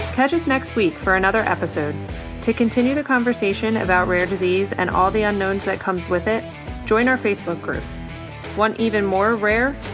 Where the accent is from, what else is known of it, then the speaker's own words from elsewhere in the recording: Iran; English is a second language; moved away as an adult; now in United States; the US and my home country, Iran